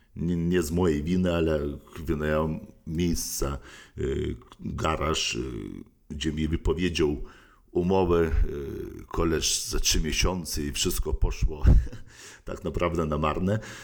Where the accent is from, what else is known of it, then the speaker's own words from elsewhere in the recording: Lithuania; moved away as an adult; also born or lived in United States; now in Poland; pochodzę z Litwy